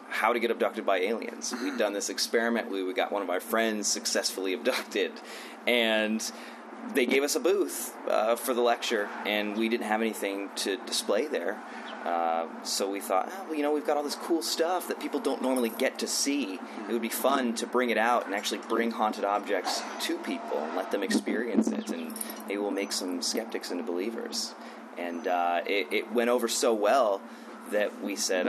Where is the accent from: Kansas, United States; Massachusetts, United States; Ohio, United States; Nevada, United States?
Ohio, United States; Cincinnati; My wife, Dana, and I are from Cincinnati, Ohio